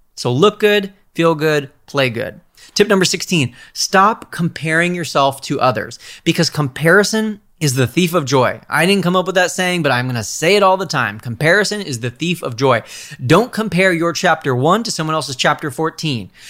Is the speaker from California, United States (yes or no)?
yes; California, United States; I'm a Californian